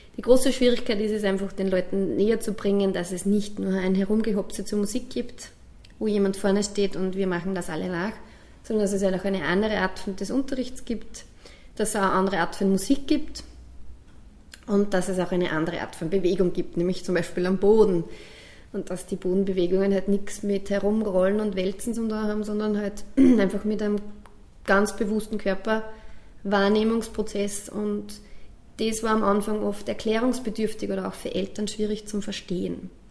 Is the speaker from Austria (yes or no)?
yes; Bad Hall, Upper Austria, Austria; also born or lived in Kirchdorf an der Krems; im Batal, da wo ich aufgewachsen bin